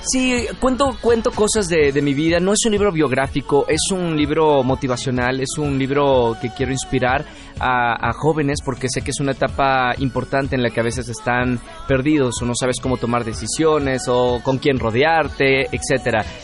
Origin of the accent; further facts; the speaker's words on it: Mexico; also born or lived in Monterrey; regresé a México y, decidí quedarme ya otra vez de regreso en mi país